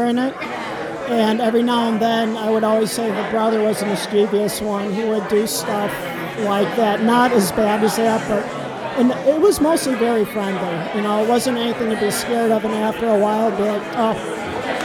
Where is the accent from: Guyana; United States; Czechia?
United States; Saginaw, Michigan; moved away; I'm originally from Michigan, so like long, long time ago when I lived there, I lived in a town called Saginaw